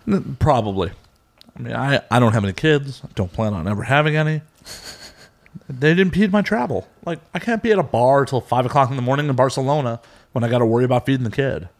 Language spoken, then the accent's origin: English; Chicago, Illinois, United States; now in Los Angeles, United States; I'm actually from Chicago.